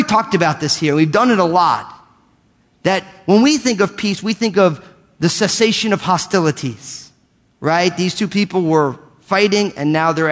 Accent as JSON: {"language": "English", "country": "United States", "tie": "born or raised there", "said": "I'm an American. I was born and raised here."}